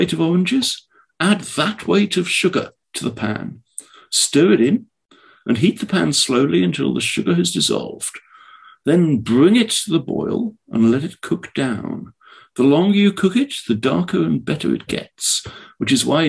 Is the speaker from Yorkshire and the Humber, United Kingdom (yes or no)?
no; Oxford, South East England, United Kingdom; now in California, United States; I am from Oxford